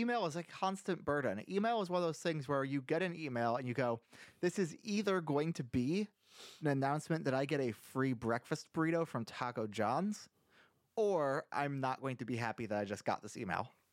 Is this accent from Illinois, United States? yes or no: no; Iowa, United States; I'm from Iowa